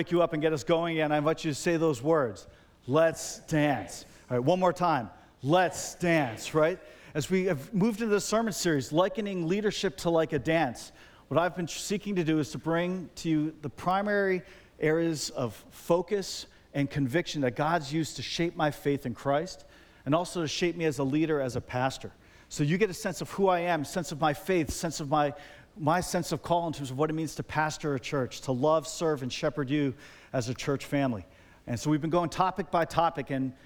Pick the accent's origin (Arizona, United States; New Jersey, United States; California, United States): New Jersey, United States; New Providence; I grew up here in New Providence